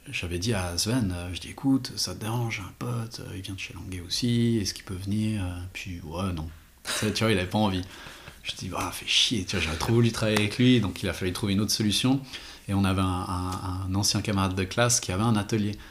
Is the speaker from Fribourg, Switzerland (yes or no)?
no; Renan, Bern, Switzerland; moi je viens de Renan